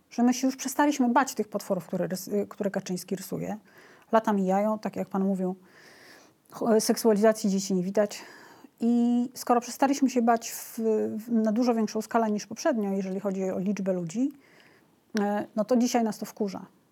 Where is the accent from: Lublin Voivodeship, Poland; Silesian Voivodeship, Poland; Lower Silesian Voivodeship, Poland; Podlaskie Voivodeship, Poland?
Podlaskie Voivodeship, Poland; Białystok; Ja jestem z Białego Stoku